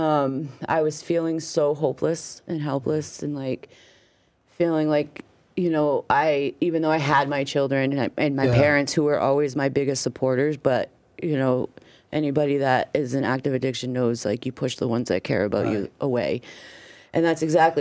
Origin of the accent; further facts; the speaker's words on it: Meredith, New Hampshire, United States; also born or lived in Florida; we're from the Meredith area